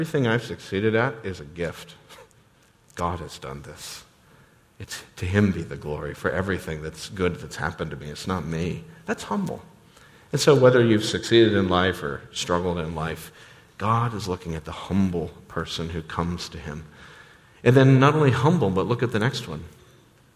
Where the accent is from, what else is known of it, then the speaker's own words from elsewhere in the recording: United States; many of us as American suburbanites